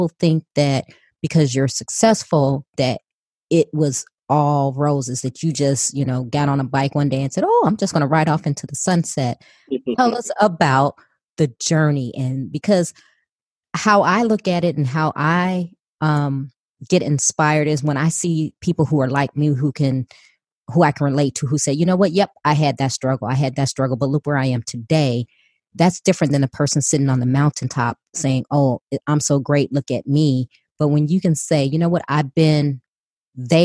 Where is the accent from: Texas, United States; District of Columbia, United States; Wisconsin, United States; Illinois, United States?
Illinois, United States; Chicago; I was born and raised in Chicago